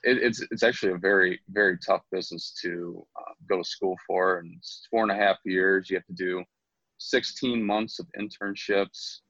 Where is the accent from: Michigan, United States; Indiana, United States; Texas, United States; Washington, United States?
Michigan, United States; St. Clair Shores; also born or lived in Grosse Pointe / Eastpointe; we got out of East Pointe when I was 4 and moved to St. Clair Shores, and from there I went to Lakeshore in high school, Kennedy Rogers, so I kind of stayed in Lakeshore's district throughout my childhood